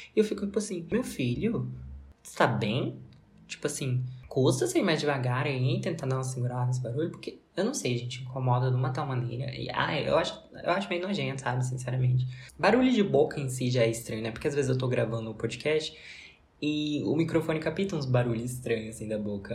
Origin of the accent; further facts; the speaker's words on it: Brazil; como brasileiro